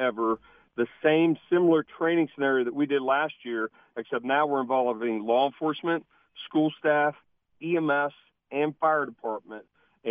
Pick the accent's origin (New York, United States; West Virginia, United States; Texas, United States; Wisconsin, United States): West Virginia, United States; Charleston; I know this. I'm from Charleston.